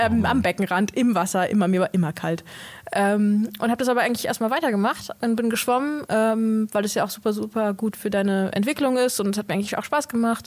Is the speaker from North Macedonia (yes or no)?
yes; North Macedonia; now in Germany; ich komme aus Mazedonien